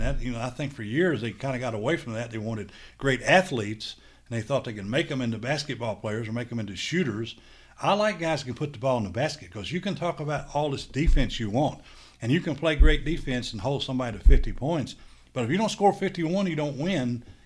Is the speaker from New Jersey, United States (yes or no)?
no; Central City, Kentucky, United States; moved away; I'm from Central City, Kentucky.